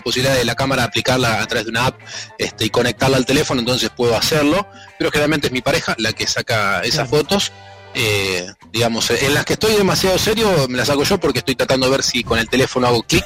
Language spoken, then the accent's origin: Spanish; Sarasa, Buenos Aires, Argentina; now in Rosario, Argentina; yo soy de Sarasa